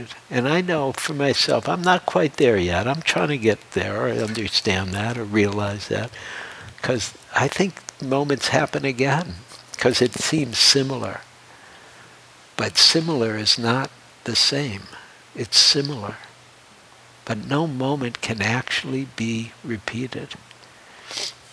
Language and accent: English; Detroit, Michigan, United States; moved away; also born or lived in New York City; I grew up in Detroit, I had a whole life in Detroit